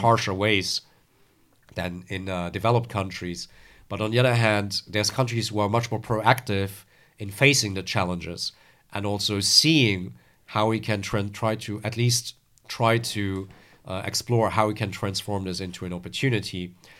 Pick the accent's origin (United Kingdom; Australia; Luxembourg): Luxembourg; moved away as an adult; also born or lived in France; I'm originally from Luxembourg.